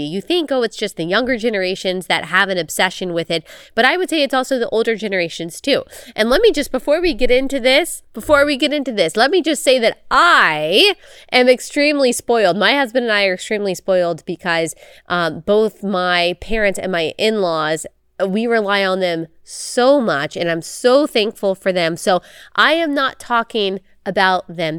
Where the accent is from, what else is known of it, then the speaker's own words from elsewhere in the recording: Texas, United States; moved away as an adult; also born or lived in South Carolina; I grew up in Texas and I went to school in South Carolina